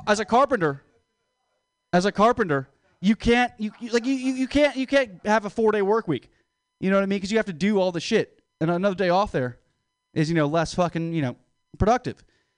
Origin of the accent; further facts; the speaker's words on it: Philippines; Hey, I'm Filipino. I'm allowed to say that.